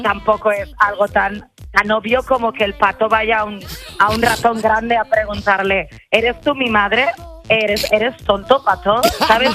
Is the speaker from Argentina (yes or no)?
no; Berlin, Germany; Spanish is a second language; moved away as an adult; now in Guadalajara, Spain; yo vivía en Alemania y eh, eh, yo soy de Berlín